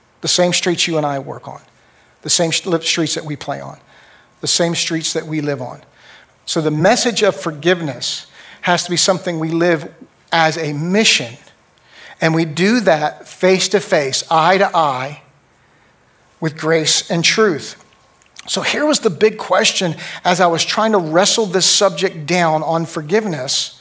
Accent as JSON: {"language": "English", "country": "United States", "said": "I am an American"}